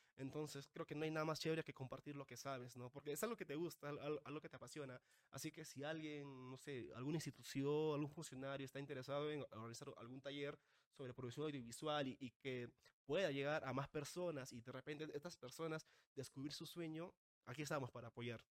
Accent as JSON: {"language": "Spanish", "town": "Caraz", "region": "Ancash", "country": "Peru", "moved": "yes", "lives_now": "Lima, Peru", "said": "yo soy de Caraz"}